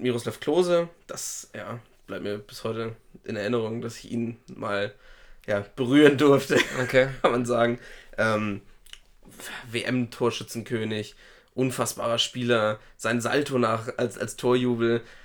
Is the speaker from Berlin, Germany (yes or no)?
no; Schleswig-Holstein, Germany; bei uns in Schleswig-Holstein